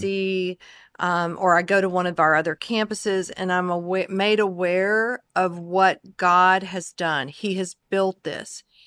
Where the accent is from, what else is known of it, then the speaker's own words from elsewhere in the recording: the Carolinas, United States; moved away as an adult; now in Dallas, United States; I grew up also in the Carolinas